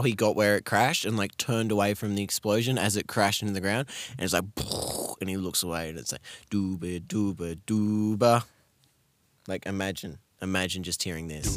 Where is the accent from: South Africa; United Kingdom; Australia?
Australia; as an Australian